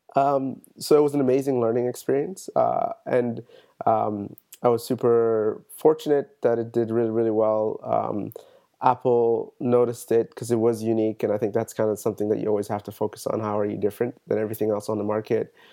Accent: Toronto, Ontario, Canada; I'm from Toronto.

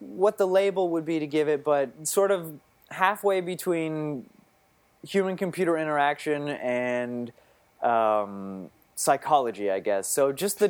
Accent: Fredericton, New Brunswick, Canada; moved away as an adult; also born or lived in Ottawa, Canada; now in New York City, United States; So I'm from Fredericton, New Brunswick. It's on the east coast of Canada. Mm-hmm. And I was born and raised there.

